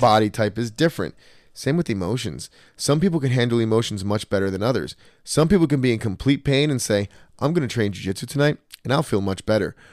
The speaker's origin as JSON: {"language": "English", "town": "Trenton", "region": "New Jersey", "country": "United States", "tie": "born or raised there", "said": "I grew up in Trenton with a single mom."}